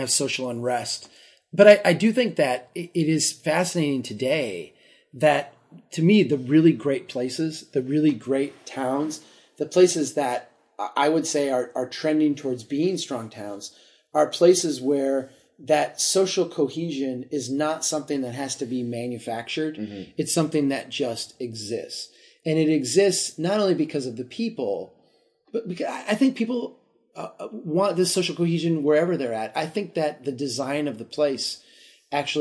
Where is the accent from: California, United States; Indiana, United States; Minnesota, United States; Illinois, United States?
Minnesota, United States; Brainerd; my hometown of Brainerd